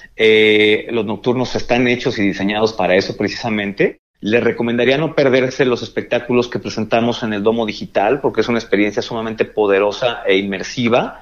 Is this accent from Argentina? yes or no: no; Mexico; como mexicanos pues tenemos mucho que presumir